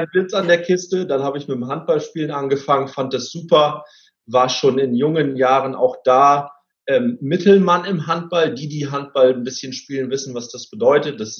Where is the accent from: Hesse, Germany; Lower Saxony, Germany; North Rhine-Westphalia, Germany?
Lower Saxony, Germany; Cloppenburg; ich bin in Kloppenburg groß geworden. Kloppenburg ist eine, ist eine Kleinstadt im äh, schönen Bundesland Niedersachsen. Ähm, ich bin dort groß geworden mit, äh, mit meinen Eltern, mit meinen beiden Geschwistern.